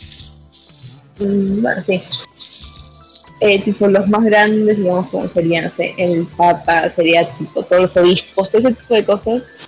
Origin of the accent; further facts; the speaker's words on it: Argentina; yo soy de Argentina